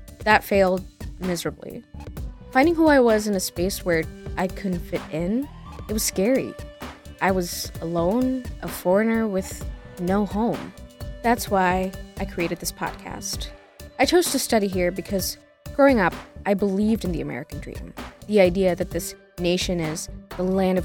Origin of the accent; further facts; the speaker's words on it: Indonesia; moved away as an adult; now in United States; I traveled 38 hours by air from my home country, Indonesia.